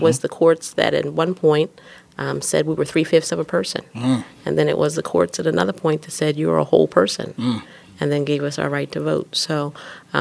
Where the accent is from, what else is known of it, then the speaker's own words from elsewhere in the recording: West Chester, Pennsylvania, United States; also born or lived in Pittsburgh, Pennsylvania; I was born out in Pittsburgh, grew up in suburban Philadelphia